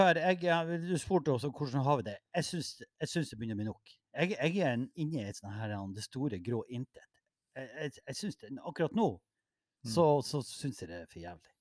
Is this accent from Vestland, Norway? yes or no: no; Mo i Rana, Nordland, Norway; jeg er fra Mo